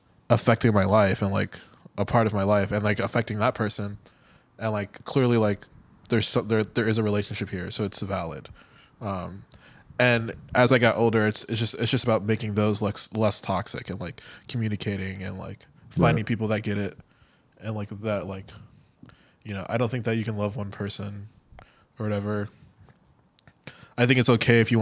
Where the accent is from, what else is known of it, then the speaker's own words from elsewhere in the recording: Miami, Florida, United States; moved away as an adult; now in New York, United States; I'm from Miami.